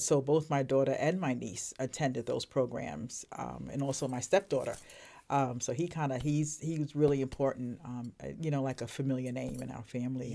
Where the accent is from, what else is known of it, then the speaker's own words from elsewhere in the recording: Brooklyn, New York, United States; moved away as an adult; also born or lived in Vernon, Connecticut; now in Manchester, United States; I am originally from Brooklyn, New York